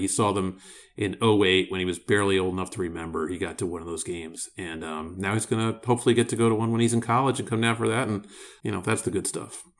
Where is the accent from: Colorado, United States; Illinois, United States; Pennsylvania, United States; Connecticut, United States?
Pennsylvania, United States; Philadelphia; Philadelphia, I'm biased 'cause it's my hometown